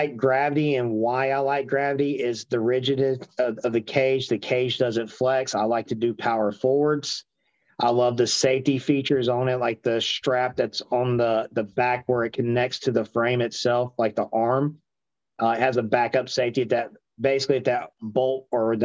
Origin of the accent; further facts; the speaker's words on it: Marietta, Georgia, United States; I'm from Cobb County originally. So I grew up around like Marietta, Kennesaw area.